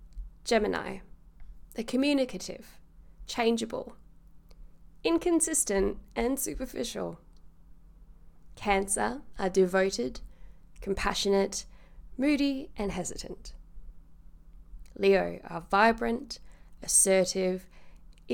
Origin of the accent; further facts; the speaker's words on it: Carshalton, London, United Kingdom; I was born in Carshalton in the UK at 6 a.m.